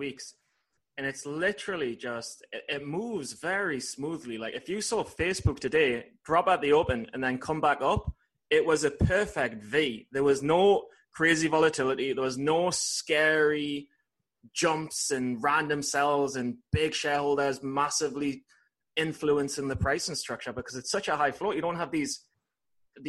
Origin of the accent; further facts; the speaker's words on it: England, United Kingdom; I'm from England.